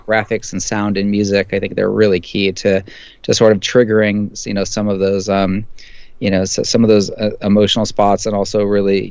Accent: San Francisco, California, United States; I grew up in San Francisco

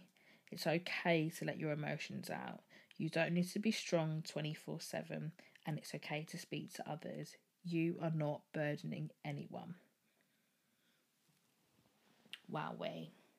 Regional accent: Birmingham, West Midlands, United Kingdom; I'm 26 and I'm from Birmingham.

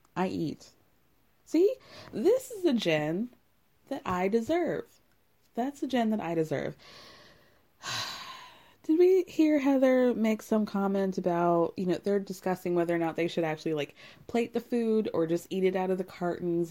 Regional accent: Illinois, United States; I'm from, I was born in Illinois

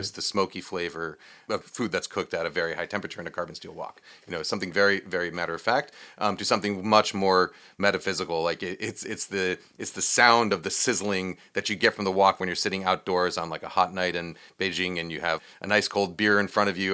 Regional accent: New York, United States; I grew up in New York

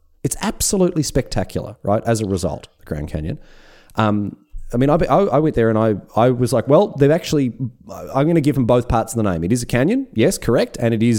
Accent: Australia; as an Australian.

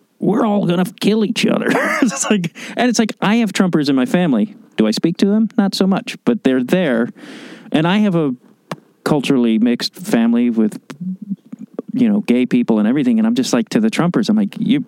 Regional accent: Chicago, Illinois, United States; moved away; I grew up in Chicago winter

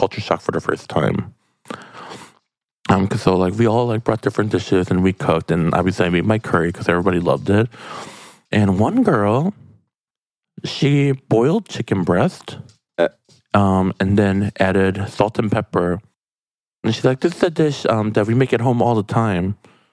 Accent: South Korea; that is the dish I like to share from my country, Korean style curry

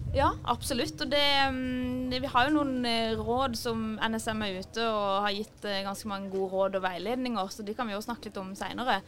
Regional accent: Kristiansand, Agder, Norway; moved away as an adult; also born or lived in Trondheim; now in Oslo, Norway; jeg er fra Kristiansand, som dere kanskje hører

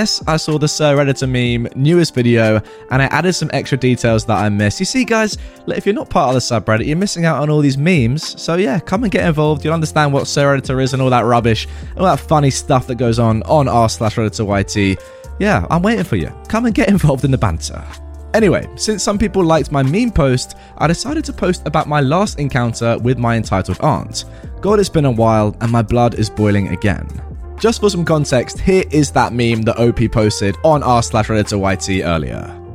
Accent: Texas, United States; Now, I'm a Texan raised, military family grown.

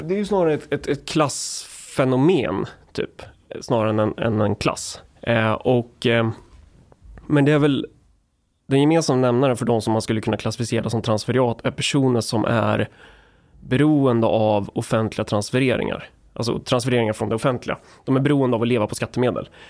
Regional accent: Närke, Örebro County, Sweden; jag är från Närke

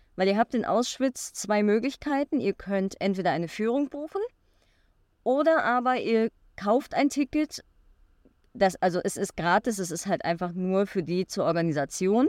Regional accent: Germany; als Deutscher

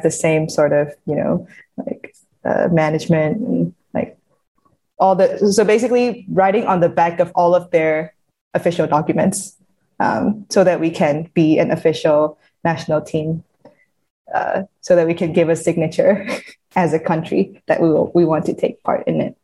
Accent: Yangon, Yangon Region, Myanmar; I grew up in Yangon, so I had no ocean around me.

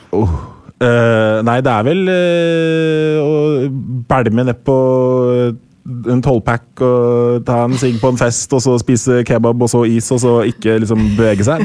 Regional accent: Norway; also born or lived in United States; jeg ble født i USA. Og så Seks uker etter jeg ble født, så eh, dro jeg til Norge

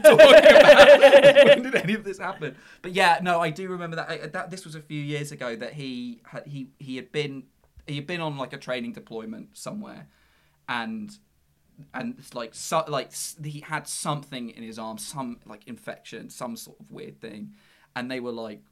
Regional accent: Worthing, South East England, United Kingdom; also born or lived in Brighton; we all grew up in like Worthing, which is a BN postcode, which is like a Brighton postcode.

